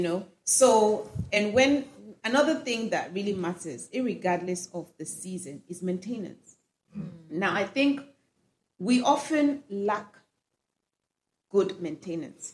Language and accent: English; Kano, Kano State, Nigeria; I grew up in Kano. I was born in Kano